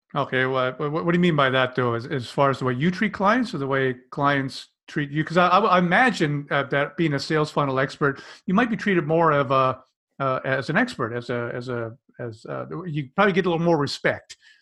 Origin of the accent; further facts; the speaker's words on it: Canada; I'm a Canadian.